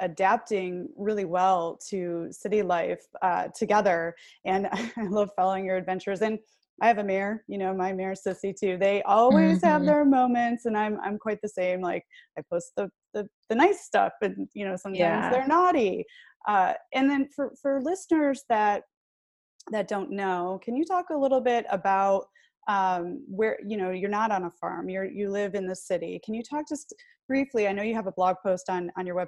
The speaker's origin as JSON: {"language": "English", "region": "Michigan", "country": "United States", "moved": "yes", "lives_now": "Arizona, United States", "said": "I'm from Michigan"}